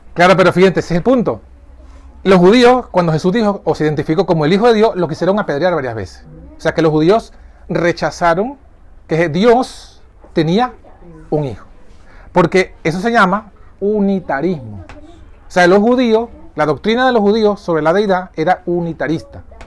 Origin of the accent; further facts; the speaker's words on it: Venezuela; yo soy venezolano